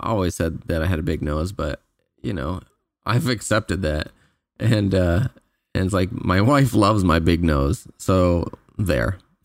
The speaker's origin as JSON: {"language": "English", "country": "Canada", "said": "I'm from Canada"}